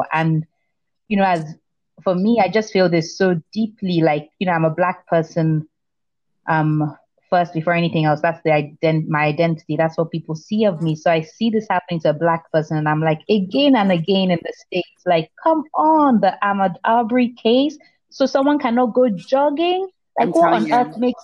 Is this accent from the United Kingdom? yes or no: yes; England, United Kingdom; also born or lived in Nigeria; growing up in England